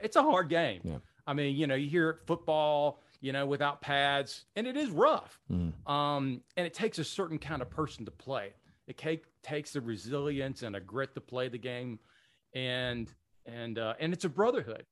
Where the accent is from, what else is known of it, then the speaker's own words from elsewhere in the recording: Spartanburg, South Carolina, United States; I'm an upstate native. From, I'm from Spartanburg